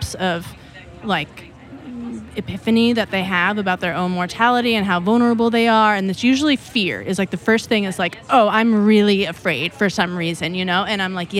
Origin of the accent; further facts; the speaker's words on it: Bishop, California, United States; where I grew up, I was born in Bishop, which is in the Owens Valley.